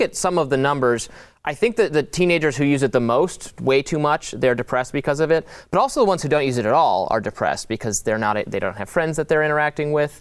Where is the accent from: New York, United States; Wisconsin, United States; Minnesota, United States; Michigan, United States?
Michigan, United States; Detroit; now in Washington, D.C., United States; went back to my hometown, it, it, the suburbs of Detroit